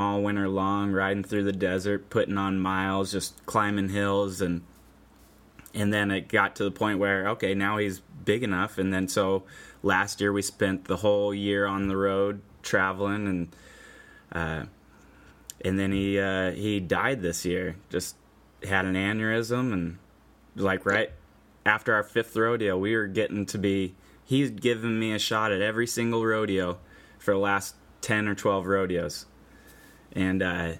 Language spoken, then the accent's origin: English; Goldendale, Washington, United States; So that's my hometown arena